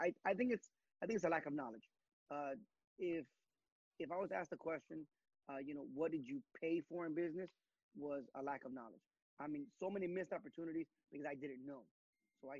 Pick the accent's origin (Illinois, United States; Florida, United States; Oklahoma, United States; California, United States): Illinois, United States; Humboldt Park; now in Winnetka, United States; me growing up in Humble Park, just a lot of stuff that I didn't know, you know, that would give me financial freedom. Now that I live in Winnetka